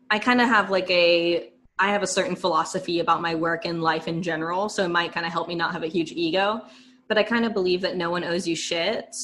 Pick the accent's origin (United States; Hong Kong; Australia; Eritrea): United States; Northern California; also born or lived in Los Angeles; I'm born and raised in California. I'm still here